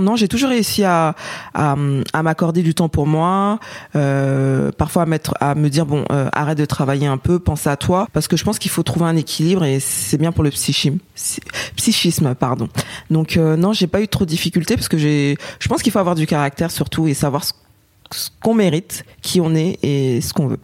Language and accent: French; Paris, Île-de-France, France; je suis française et née à Paris